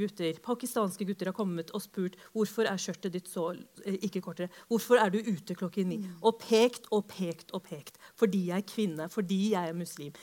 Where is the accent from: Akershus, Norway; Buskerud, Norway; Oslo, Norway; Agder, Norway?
Oslo, Norway; jeg vokste opp på Holmlia